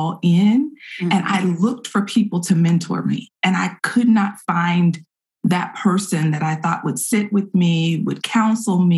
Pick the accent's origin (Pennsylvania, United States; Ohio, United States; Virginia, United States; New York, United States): Virginia, United States; Petersburg; now in Austin, United States; I'm in Austin, Texas. I am originally from Petersburg, Virginia, just south of Richmond, Virginia.